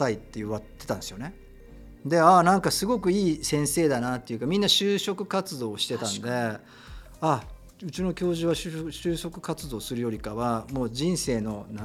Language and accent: Japanese; Tokyo, Japan; 僕は東京で生まれ東京で育って